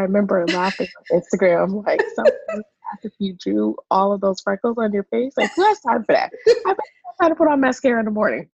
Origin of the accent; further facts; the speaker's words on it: Lakewood, California, United States; So I am originally from Lakewood, California. People don't know that. So I just say Long Beach or Anaheim because it's right next.